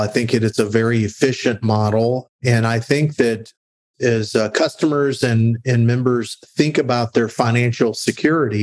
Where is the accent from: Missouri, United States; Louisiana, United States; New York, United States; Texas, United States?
Texas, United States; San Antonio; I grew up in San Antonio, Texas